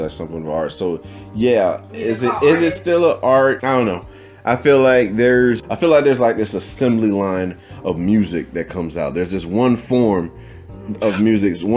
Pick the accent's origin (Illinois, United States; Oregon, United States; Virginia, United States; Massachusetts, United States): Virginia, United States; I'm from Virginia